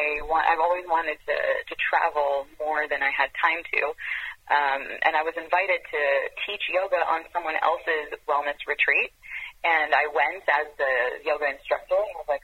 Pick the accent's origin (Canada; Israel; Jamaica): Israel; moved away as an adult; also born or lived in France / Europe; now in California, United States; I spent most of my growing years in Europe. I was born in France, and I grew up in Israel, and I moved to the U.S. When I was 21.